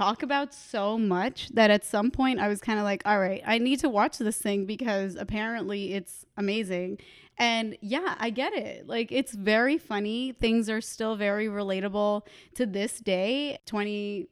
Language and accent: English; Boston, Massachusetts, United States; I'm from Boston